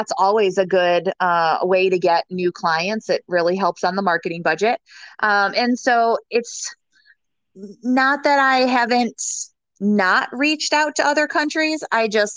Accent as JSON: {"language": "English", "region": "Michigan", "country": "United States", "moved": "yes", "lives_now": "Tampa, United States", "said": "I am originally from Michigan."}